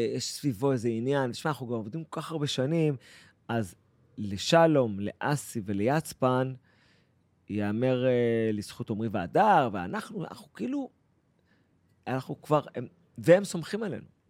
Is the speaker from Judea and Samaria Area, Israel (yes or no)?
no; Eilat, Southern District, Israel; moved away as an adult; now in Paris, France; אני אילתי הרי